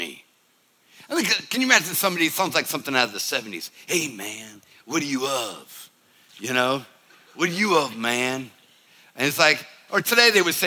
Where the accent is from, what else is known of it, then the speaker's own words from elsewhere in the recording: the North, United States; I'm from the North